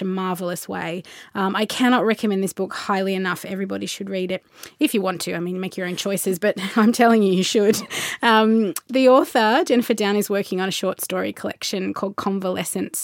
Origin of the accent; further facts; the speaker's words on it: Melbourne, Victoria, Australia; growing up in Melbourne when I was in my 20s